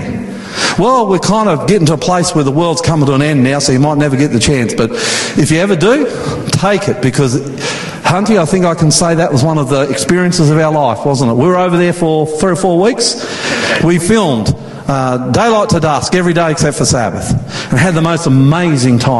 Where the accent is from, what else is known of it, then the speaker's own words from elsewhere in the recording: Queensland, Australia; I grew up water skiing in Queensland next to beautiful Somerset Dam.